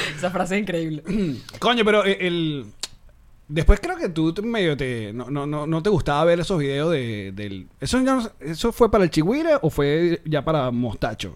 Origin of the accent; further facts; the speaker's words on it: Maracay, Aragua, Venezuela; moved away; yo de chamo, cuando íbamos al a la casa portuguesa en Maracay